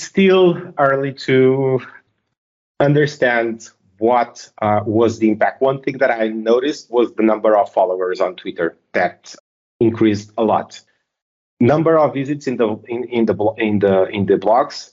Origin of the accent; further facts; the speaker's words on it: Portugal; I'm from Portugal.